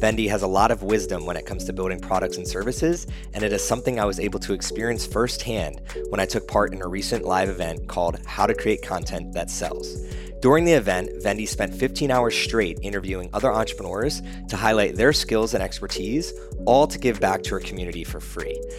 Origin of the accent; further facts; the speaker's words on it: East Coast, United States; now in Austin, United States; I grew up on the East Coast